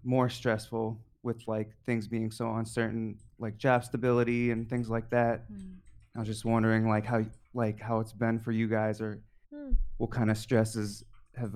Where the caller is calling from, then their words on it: Japan; I'm calling from Japan